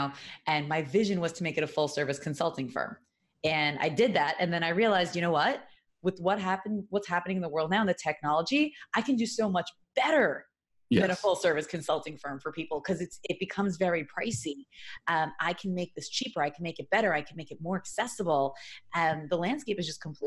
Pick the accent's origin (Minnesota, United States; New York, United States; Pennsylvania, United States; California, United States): New York, United States; moved away as an adult; now in Los Angeles, United States; I grew up in New York, I did 23 years